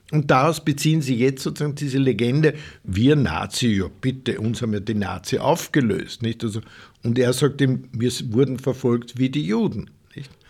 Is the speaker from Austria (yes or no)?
yes; Upper Austria, Austria; das ist ein ein Burschenschaftler aus Oberösterreich, also meine Heimat